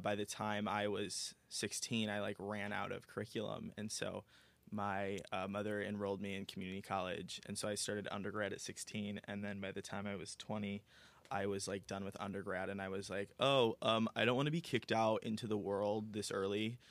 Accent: Aurora, United States; moved away as an adult; now in Los Angeles, United States; I am originally from Aurora, born and raised

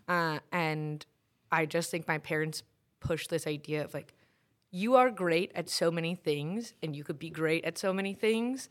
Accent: New York City, New York, United States; moved away as an adult; also born or lived in Binghamton / Brooklyn; now in Syracuse, United States; I grew up in Queens

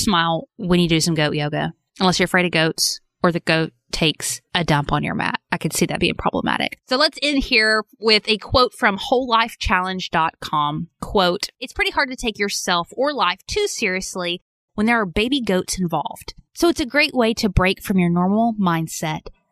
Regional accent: Arkansas, United States; I'm from Arkansas.

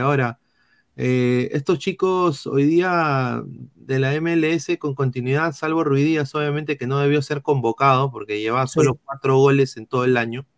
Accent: Peru; como peruanos

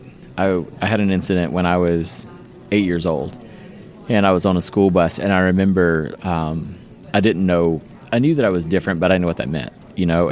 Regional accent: Easley, South Carolina, United States; now in Johns Creek, Georgia, United States; I actually was born in a little town called Easley, South Carolina. So it's near Greenville.

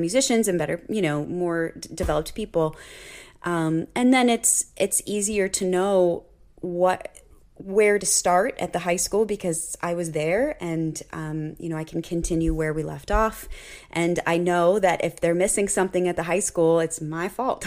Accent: Cincinnati, Ohio, United States; I grew up in the Cincinnati area

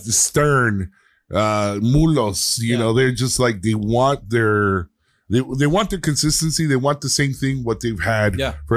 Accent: Poncitlán, Jalisco, Mexico; Jalisco. We're from where it's about 45 minutes, but it's by Lago de Chapala. We're by Lago de Chapala. So we're from Pozitlán.

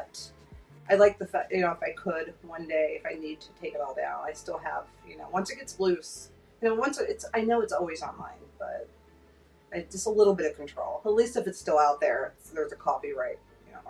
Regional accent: Pittsburgh, Pennsylvania, United States; moved away as an adult; also born or lived in South Florida; now in Florida, United States; I'm from Pittsburgh, Pennsylvania, and we're very cold up there

